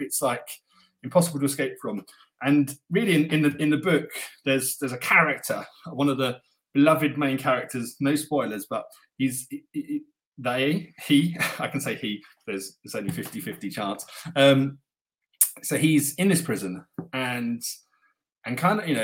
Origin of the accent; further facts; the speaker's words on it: England, United Kingdom; now in Russia; I'm an English writer